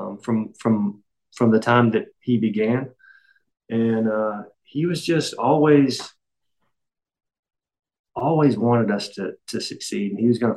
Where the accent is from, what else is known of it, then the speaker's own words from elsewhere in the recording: Jefferson City, Tennessee, United States; I'm from Jefferson City, still live here, kind of a small town, 30 minutes from Knoxville